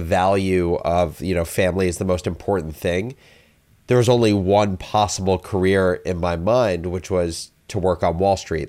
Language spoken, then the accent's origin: English; New Jersey, United States; I am originally from New Jersey